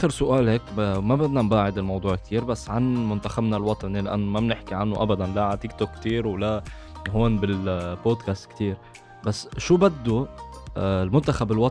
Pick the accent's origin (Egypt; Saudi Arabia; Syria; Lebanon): Lebanon; عندنا بلبنان